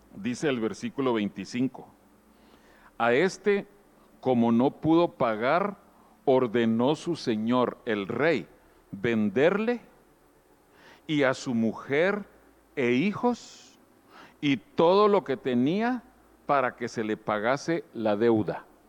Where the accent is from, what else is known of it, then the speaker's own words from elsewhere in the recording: Guatemala; moved away; allá en Guatemala, mi país de origen, años antes de que yo naciera